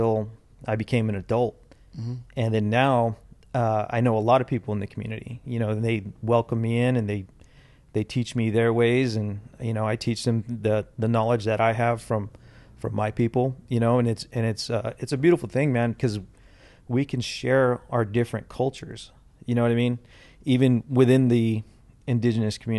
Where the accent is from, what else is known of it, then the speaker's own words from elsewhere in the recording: Fresno, California, United States; my tribe is in Oklahoma, but I was born and raised here in California, here mm-hmm. in Fresno